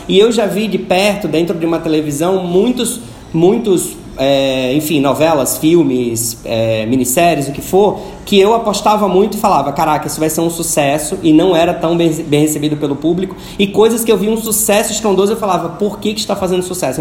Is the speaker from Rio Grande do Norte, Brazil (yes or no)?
yes; Natal, Rio Grande do Norte, Brazil; Na minha terra, lá em Natal, falam juntam Leco com Cré